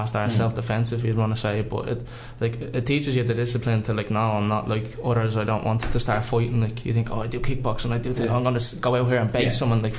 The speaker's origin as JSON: {"language": "English", "town": "Lucan", "region": "Leinster", "country": "Ireland", "tie": "born or raised there", "said": "I'm from here originally"}